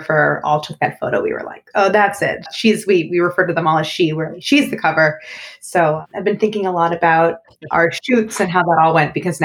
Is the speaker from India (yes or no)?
no; St. Louis, Missouri, United States; moved away as an adult; also born or lived in Paris; I grew up in St. Louis, Missouri. My older sisters and I were all born and raised there.